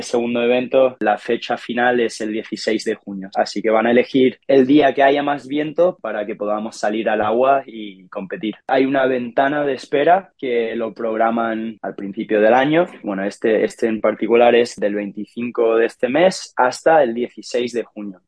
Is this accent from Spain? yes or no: yes; Ibiza, Balearic Islands, Spain; yo nací en Ibiza en 1996